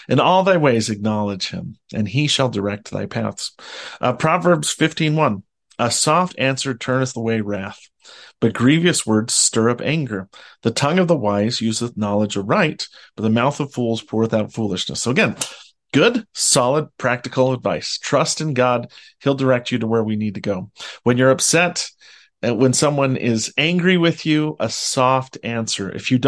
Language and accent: English; Utah, United States; I grew up in Utah, and I live in Utah, and I only visit the ocean occasionally.